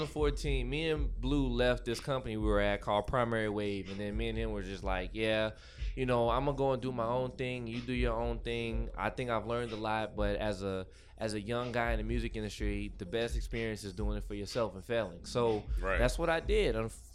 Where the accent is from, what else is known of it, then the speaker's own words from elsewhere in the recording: Baton Rouge, Louisiana, United States; moved away as an adult; I'm from Baton Rouge, Louisiana. I grew up in the country.